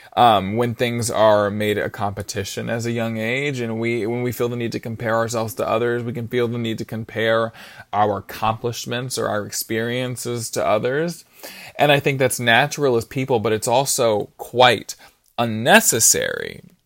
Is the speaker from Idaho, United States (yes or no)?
no; Brunswick, Georgia, United States; I'm from Brunswick, Georgia, and I'm eighteen years old